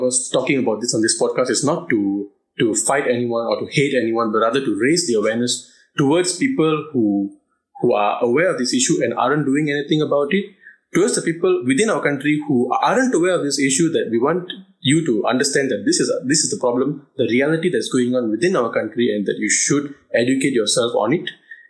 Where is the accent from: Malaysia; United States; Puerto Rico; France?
Malaysia; my family has been in Malaysia for four generations now. You know, we are not outsiders. We built this country together. We were born in this country. We grew up in this country. I am Malaysian by blood.